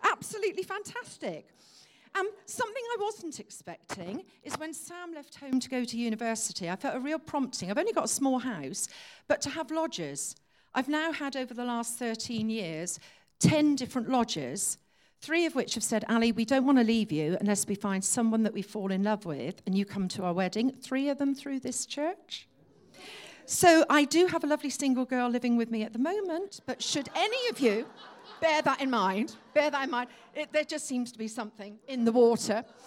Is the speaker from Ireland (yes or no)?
no; Exeter, South West England, United Kingdom; I was born and brought up in Exeter.